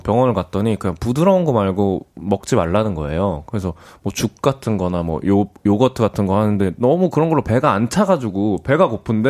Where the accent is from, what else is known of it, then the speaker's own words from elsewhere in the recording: Namyangju, Gyeonggi Province, South Korea; 홍유흥이라고 네. 고종하고 순종하고 음. 또 하여튼 그렇게 이제 두 왕의 릉이 있는 홍유흥 옆에 살았었습니다.